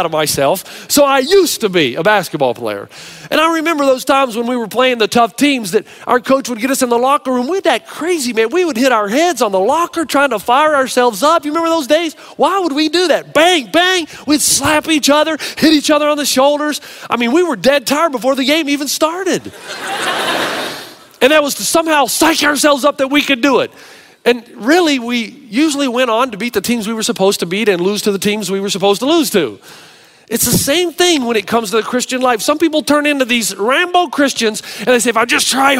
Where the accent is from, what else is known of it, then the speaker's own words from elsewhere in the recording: the South, United States; I came from a family from the South, remember, ultra conservative